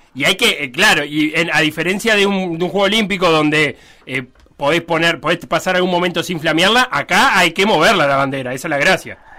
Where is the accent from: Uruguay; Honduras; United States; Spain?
Uruguay; tenemos como uruguayos